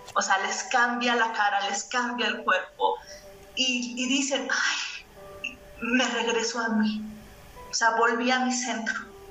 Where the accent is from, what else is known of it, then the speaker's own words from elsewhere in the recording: Mexico; nosotras eh, como mexicanas